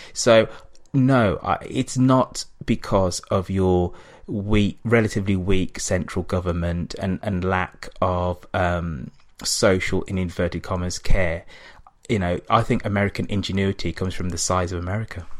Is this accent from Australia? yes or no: no; England, United Kingdom; accent: English; I'm black, but I have this English accent